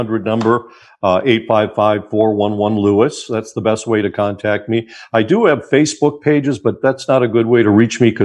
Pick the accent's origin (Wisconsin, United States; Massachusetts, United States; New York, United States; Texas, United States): Wisconsin, United States; a small town in; moved away as an adult; also born or lived in Milwaukee, Wisconsin / Detroit, Michigan; I was just a young kid from a small town in Wisconsin